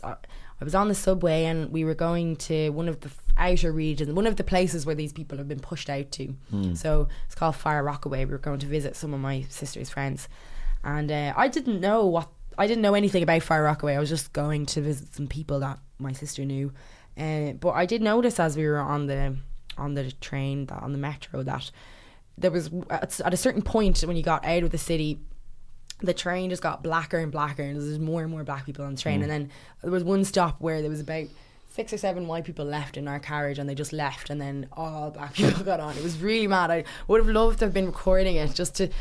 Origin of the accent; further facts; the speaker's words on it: London, United Kingdom; born there; It reminded me of some of the places I would have been when I was born in London.